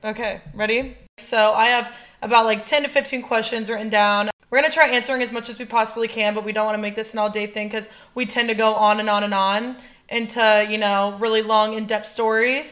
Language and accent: English; Iowa, United States; moved away as an adult; also born or lived in Ames, Iowa / Los Angeles / Nashville; I grew up in Iowa.